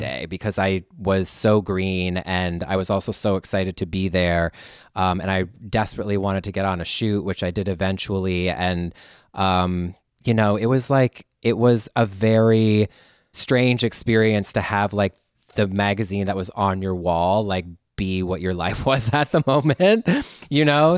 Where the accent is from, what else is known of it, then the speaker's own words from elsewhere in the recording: Canada; moved away as an adult; now in Los Angeles, United States; go back to th, my homeland as a Canadian